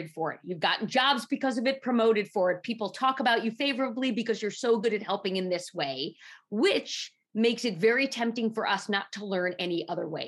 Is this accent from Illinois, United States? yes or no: no; New York City, New York, United States; I grew up in Manhattan